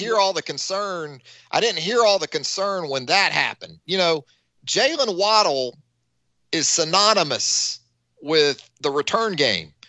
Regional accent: Northeast Florida, United States; I grew up in Northeast Florida

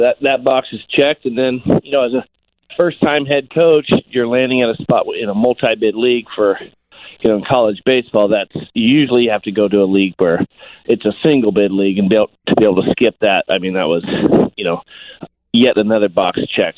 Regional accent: Sacramento, California, United States; Sacramento State, which was my hometown

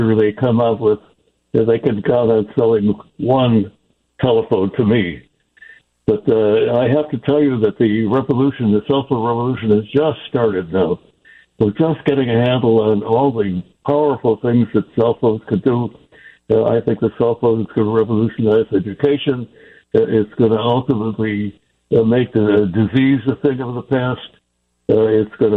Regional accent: Chicago, Illinois, United States; moved away; I am a Chicagoan originally

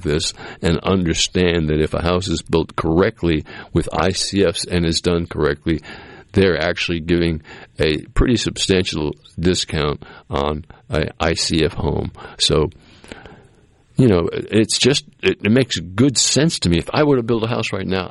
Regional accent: Massachusetts, United States; moved away; where I grew up in Massachusetts

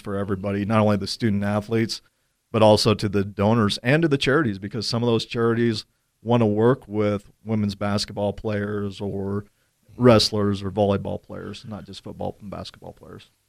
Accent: Gillette, Wyoming, United States; growing up in Gillette

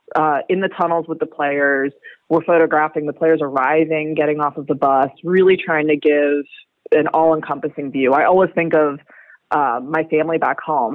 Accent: United States; an American myself

